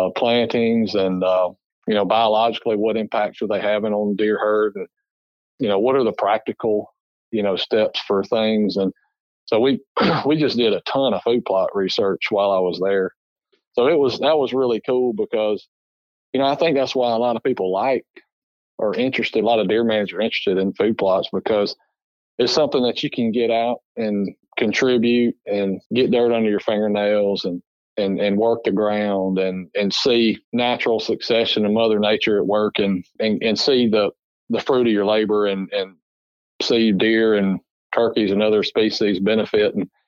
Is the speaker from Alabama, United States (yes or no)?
yes; Alabama, United States; I grew up in Alabama